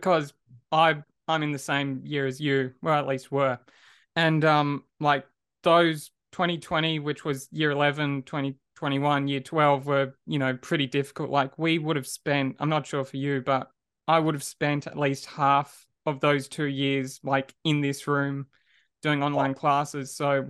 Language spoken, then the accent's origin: English; Perth, Western Australia, Australia; now in Melbourne, Australia; Yeah, so I moved here, I want to say just beginning of 2016, but I'm from Perth.